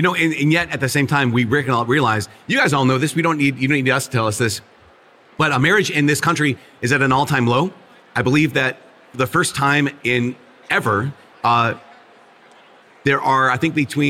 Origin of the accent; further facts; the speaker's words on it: Minnesota, United States; I'm from Minnesota, where it's one of the most irreligious states in the country.